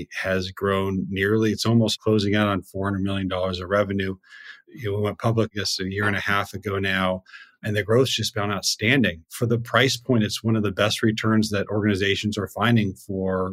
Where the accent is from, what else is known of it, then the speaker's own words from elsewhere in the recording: Seattle, Washington, United States; I grew up in Seattle